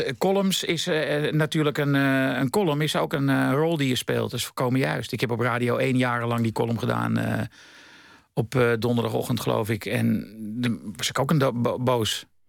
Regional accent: Amsterdam, North Holland, Netherlands; ik kom uit Amsterdam-West. Dat is een soort lower class

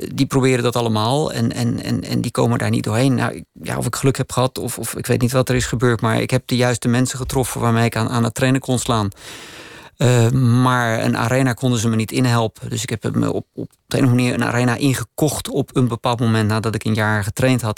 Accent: Netherlands; now in Austria

